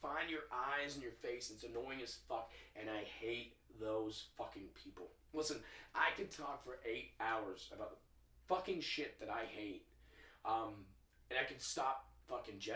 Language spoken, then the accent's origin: English; the South, United States; I grew up in the South